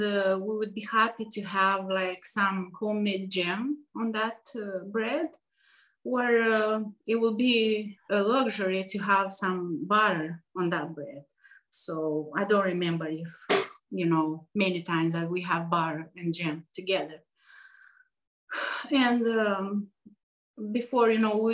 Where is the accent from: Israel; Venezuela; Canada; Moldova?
Moldova; moved away as an adult; now in Asheville, United States; we grew up in Moldova.